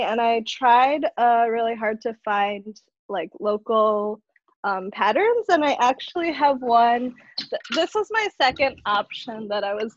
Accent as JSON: {"language": "English", "town": "Madison", "region": "Wisconsin", "country": "United States", "tie": "born or raised there", "also_born_or_lived": "Manado, Indonesia / Japan / China", "said": "I'm basically a tourist in my hometown"}